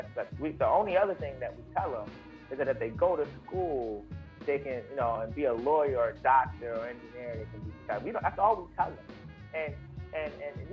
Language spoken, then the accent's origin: English; Baltimore, Maryland, United States; now in Cincinnati, United States; I grew up in Baltimore. I grew up around a very, very urban environment